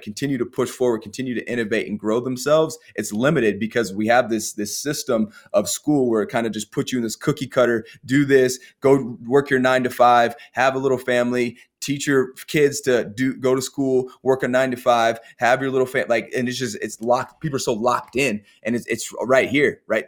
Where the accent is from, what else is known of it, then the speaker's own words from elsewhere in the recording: Colorado, United States; I grew up in Colorado